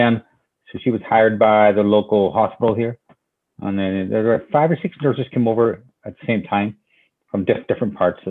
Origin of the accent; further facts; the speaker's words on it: Derry, Northern Ireland, United Kingdom; moved away as an adult; now in New Bedford, United States; I grew up in Derry, you know, right on the water too.